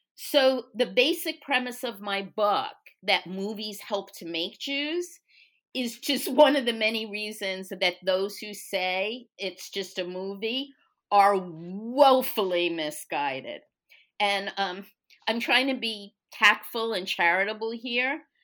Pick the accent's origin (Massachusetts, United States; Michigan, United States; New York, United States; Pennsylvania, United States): New York, United States; moved away as an adult; now in Texas, United States; I grew up in New York, um, Brooklyn to be even more specific